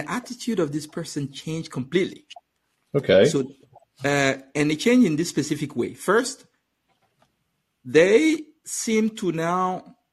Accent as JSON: {"language": "English", "country": "Benin", "first_language": "French", "second_language": "English", "lives_now": "France", "said": "So for background, I I speak native French. I'm from Benin and spent a long time in France"}